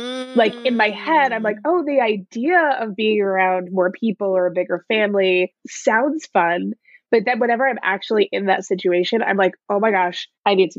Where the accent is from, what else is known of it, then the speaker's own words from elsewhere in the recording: Nyack, New York, United States; now in San Francisco, United States; I grew up in New York, in Nyack, New York, a small town on the Hudson